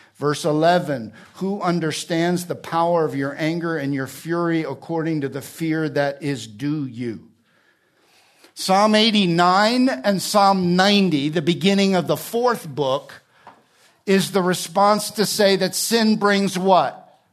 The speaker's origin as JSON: {"language": "English", "region": "New Jersey", "country": "United States", "also_born_or_lived": "Alabama", "moved": "yes", "lives_now": "California, United States", "said": "I'm from New Jersey."}